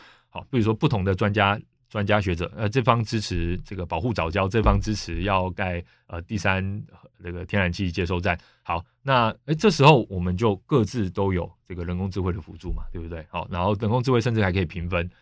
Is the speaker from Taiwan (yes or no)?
yes; Taiwan; 我就是台湾人啊，我台湾频道啊